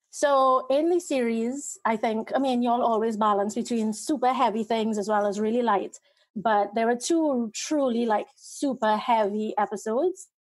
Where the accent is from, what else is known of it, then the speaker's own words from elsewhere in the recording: Trinidad & Tobago; Trinidad, in the Caribbean